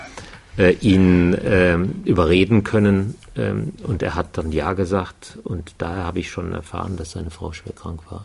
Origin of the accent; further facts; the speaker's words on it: North Rhine-Westphalia, Germany; accent: Ruhrgebiet; moved away as an adult; now in Würzburg, Germany; geboren eigentlich am Niederrhein, also nicht Ruhrgebiet mehr